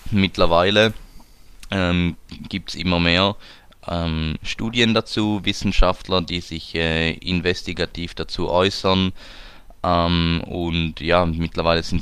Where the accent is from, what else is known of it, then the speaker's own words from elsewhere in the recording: Switzerland; Eishockey, da sind wir Schweizer ja ziemlich äh, prädestiniert dafür